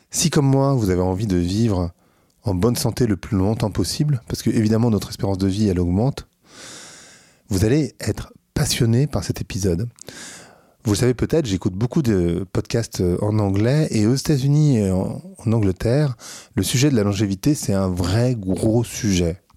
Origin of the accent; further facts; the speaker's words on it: France; en tant que Français